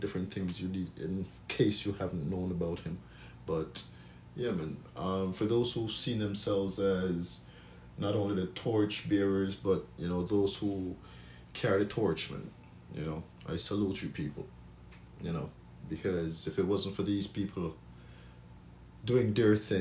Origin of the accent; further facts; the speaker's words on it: Jamaica; I grew up knowing in Jamaica